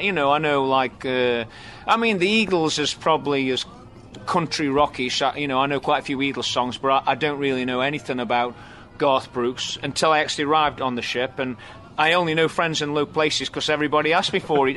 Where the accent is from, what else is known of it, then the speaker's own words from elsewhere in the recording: England, United Kingdom; I'm from England